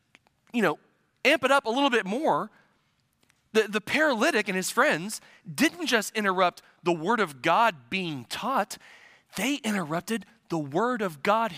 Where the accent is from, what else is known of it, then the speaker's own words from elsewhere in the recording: Midwest, United States; I'm a transplant from the Midwest. So I'm not originally from here